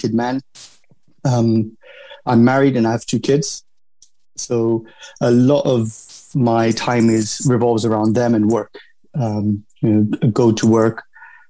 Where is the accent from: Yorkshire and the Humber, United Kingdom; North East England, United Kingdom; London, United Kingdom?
London, United Kingdom; I grew up in London. I went to school in London. I went to uni in London. So, I would consider myself, a Londoner, really